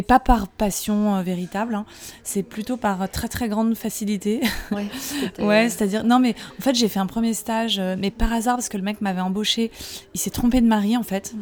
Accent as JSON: {"language": "French", "town": "Saint-Cloud", "region": "Île-de-France", "country": "France", "said": "les Parisiens diraient que je viens pas de Paris, parce que j'ai longtemps vécu dans le 92, à côté de Saint-Cloud"}